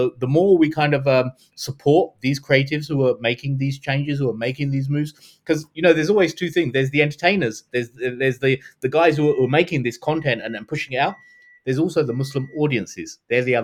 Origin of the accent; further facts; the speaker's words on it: London, United Kingdom; we grew up in London with a dearth, with nothing